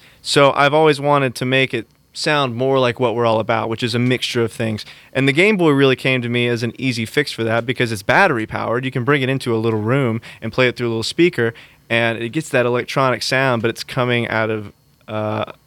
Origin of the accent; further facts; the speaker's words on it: Muscle Shoals, Alabama, United States; I am an artist from Muscle Shoals, Alabama